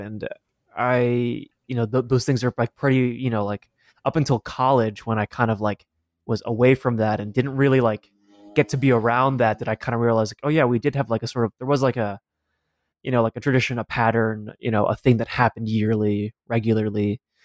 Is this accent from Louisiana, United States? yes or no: no; Denver, Colorado, United States; born or raised there